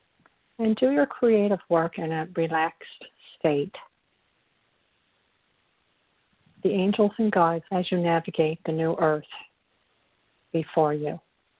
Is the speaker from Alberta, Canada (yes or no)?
no; Newfoundland and Labrador, Canada; accent: Irish; I'm from a province in Canada called Newfoundland, and there's a very strong Irish, you know, theme is not the word, but, you know, Irish, there's an Irish impulse here.